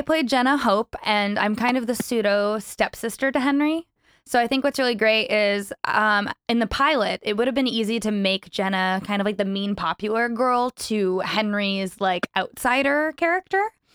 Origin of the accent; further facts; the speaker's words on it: Vancouver, British Columbia, Canada; born and raised Vancouver, BC, and I also reside there currently.